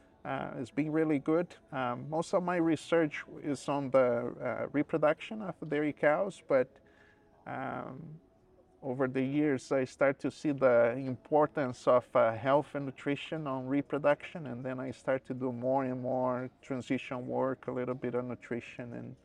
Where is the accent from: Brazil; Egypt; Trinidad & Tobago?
Brazil; moved away as an adult; also born or lived in Florida, United States; now in Guelph, Canada; I'm originally from Brazil. I did vet school in Brazil, and then I moved to University of Florida to do a Master of Science and PhD